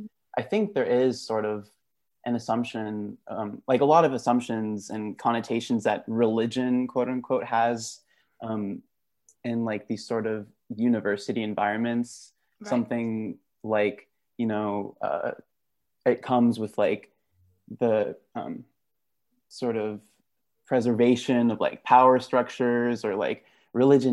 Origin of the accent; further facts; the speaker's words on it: Dallas, Texas, United States; moved away as an adult; also born or lived in Gujarat (ancestry); now in Stanford, United States; I am Gujarati, a second generation immigrant, actually originally from Texas, from the Dallas area